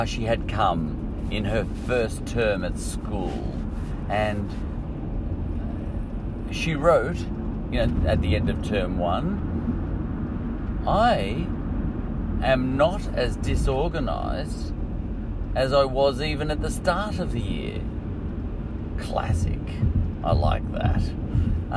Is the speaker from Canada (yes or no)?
no; Australia; We're both Aussies